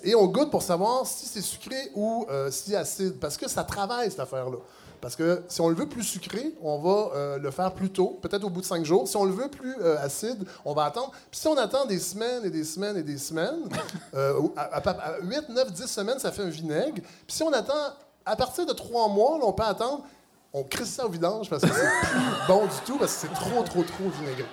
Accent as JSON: {"language": "French", "town": "Saint-Hyacinthe", "region": "Quebec", "country": "Canada", "moved": "yes", "said": "je viens de Saint-Hyacinthe"}